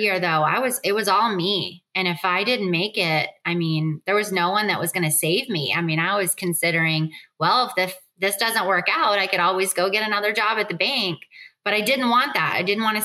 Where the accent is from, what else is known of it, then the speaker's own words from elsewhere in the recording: Dania Beach, Florida, United States; now in Charlotte, United States; I grew up in Dania, Florida, a really nasty area at the time